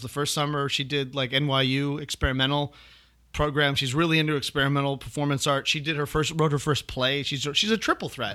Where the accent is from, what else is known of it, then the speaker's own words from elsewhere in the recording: Chicago, Illinois, United States; moved away; also born or lived in New York; I'm originally from, born and raised in Chicago.